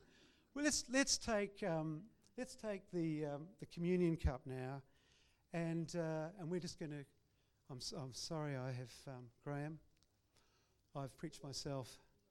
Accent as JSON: {"language": "English", "town": "Christchurch", "region": "Canterbury", "country": "New Zealand", "moved": "yes", "lives_now": "Brisbane, Australia", "said": "we were from two nations, and we had to relate virtually. We built a relationship. And so when I came over to Brisbane from Christchurch and arrived here, it was amazing."}